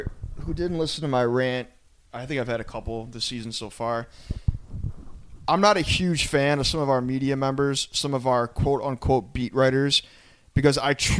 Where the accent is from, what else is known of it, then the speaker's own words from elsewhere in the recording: Lakewood, United States; moved away; I was cruising around my hometown of Lakewood, shout out Lakewood, West Side